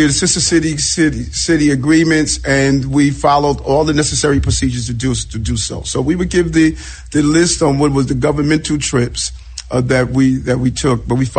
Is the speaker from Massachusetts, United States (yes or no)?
no; New York City, New York, United States; I'm a kid from South Jamaica, Queens.